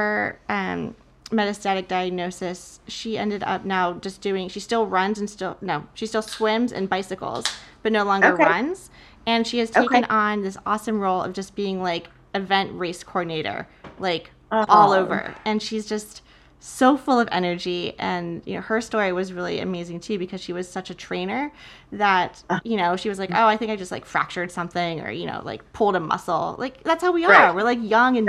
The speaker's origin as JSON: {"language": "English", "town": "Chicago", "region": "Illinois", "country": "United States", "tie": "born or raised there", "said": "we all decided to do the Chicago Marathon together. And it was just like my hometown"}